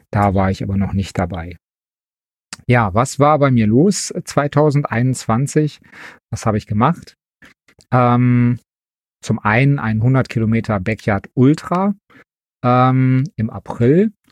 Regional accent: Wesel, North Rhine-Westphalia, Germany; now in Leverkusen, Germany; Ich bin geboren in Wesel, wohne aber mittlerweile in Leverkusen

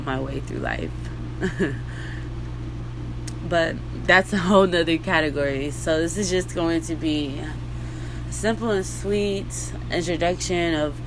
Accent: Texas, United States; I'm from Texas. I don't know if you can hear from my voice, but yeah, I've been here my whole fucking life in the same fucking town.

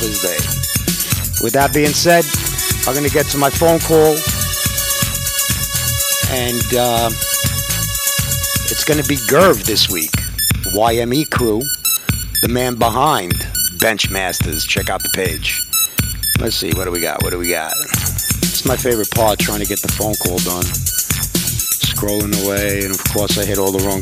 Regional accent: New York, United States; I'm a New Yorker. I will always be a New Yorker.

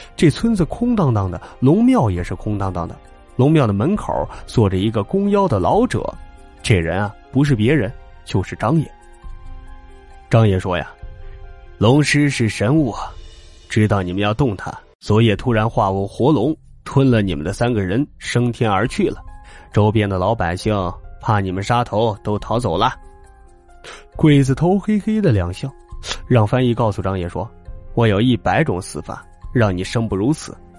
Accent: China; 我们中国人都会特别地神秘

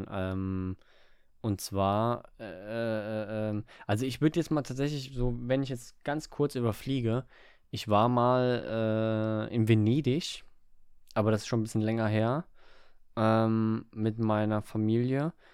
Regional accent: Germany; Weil wir in Deutschland so, sind, wir äh. sind Almans.

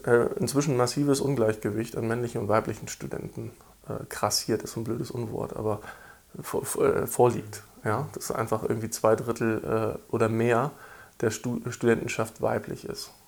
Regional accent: East Germany, Germany; weil ich bin als gebürtiger Ostdeutscher

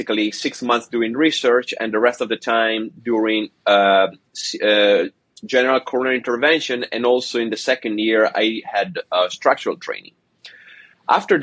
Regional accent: Italy; moved away as an adult; also born or lived in Padua, Italy / Barcelona, Spain / Montreal, Canada; now in Seattle, United States; So I am Italian. I was born and raised in Italy

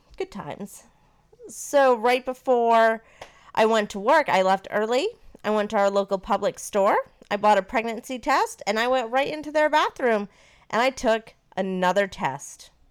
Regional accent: Maine, United States; now in Florida, United States; I am from Maine, and Maine is a little bit more liberal, and I grew up with not one, but two gay uncles

